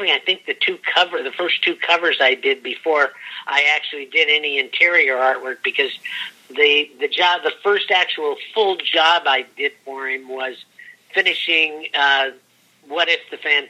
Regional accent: Santa Ana, California, United States; also born or lived in Huntington Beach, California; Orange County, California. I grew up in Santa Ana, and at the time that I got into comics, I was living in Huntington Beach

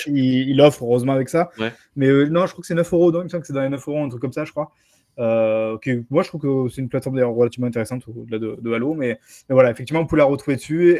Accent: France; chez nous en France

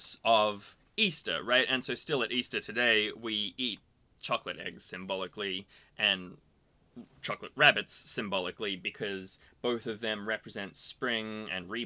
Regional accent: Australia; we're both Australian

